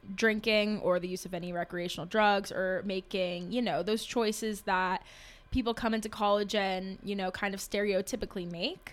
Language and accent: English; Sterling, Virginia, United States; I am a junior from Sterling, Virginia, studying international relations